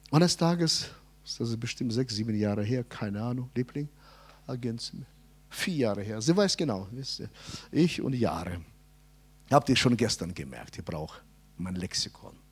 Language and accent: German; Hanover, Lower Saxony, Germany; Ja, ich bin Hannoveraner.